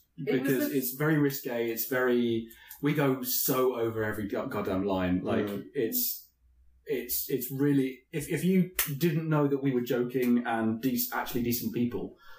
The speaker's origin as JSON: {"language": "English", "country": "United Kingdom", "said": "we're British"}